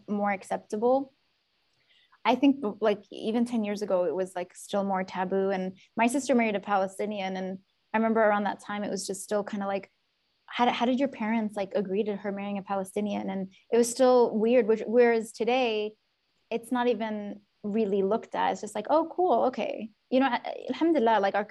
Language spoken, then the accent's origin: English; Yemen; now in United States; growing up in Yemen